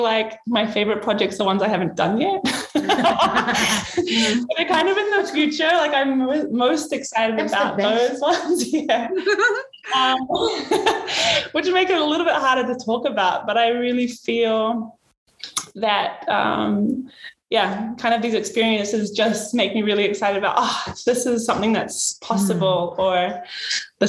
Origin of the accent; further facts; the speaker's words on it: Vava'u, Tonga; I was born in Vava'u